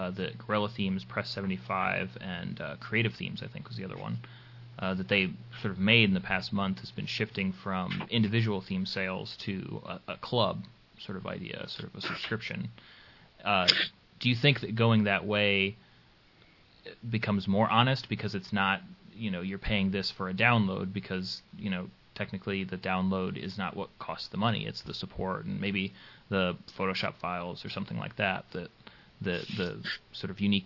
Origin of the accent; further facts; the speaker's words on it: United States; It's the American in me